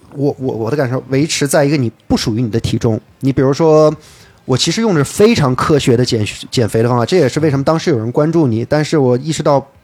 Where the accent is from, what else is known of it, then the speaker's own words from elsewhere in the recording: Beijing, China; first language English; also born or lived in United Kingdom; 我生在英国，然后呢，三岁 回的北京，一直在北京长大